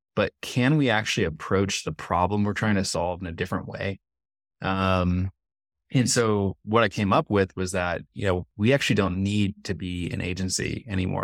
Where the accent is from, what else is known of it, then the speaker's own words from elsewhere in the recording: San Jose, California, United States; moved away as an adult; also born or lived in San Diego, California; now in Medellin, Colombia; I'm from California, I'm from San Jose, California, up in the Bay Area.